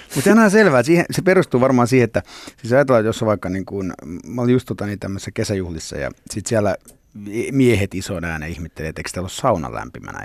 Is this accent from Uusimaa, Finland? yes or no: yes; Nurmijärvi, Uusimaa, Finland; also born or lived in Cyprus; Mä, mä oon niinku lepsämästä tavallaan, niinku, tai se on semmoinen niinku koti. Joo. Että mä, mähän synnyin Kyproksella, mutta sitten äiti halusi mulle suomalaisen kasvatuksen